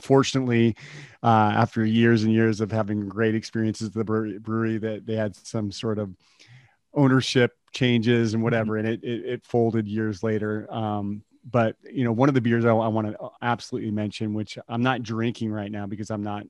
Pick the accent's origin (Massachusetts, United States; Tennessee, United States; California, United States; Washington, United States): Washington, United States; Yakima; also born or lived in Colombia / Brazil / Portugal; now in Austin, United States; I'm from hop country. I grew up in Yakima, Washington.